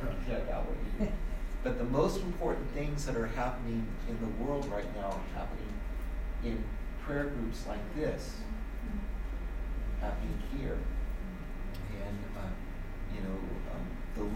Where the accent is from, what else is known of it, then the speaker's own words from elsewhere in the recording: Santa Cruz, California, United States; I grew up in Santa Cruz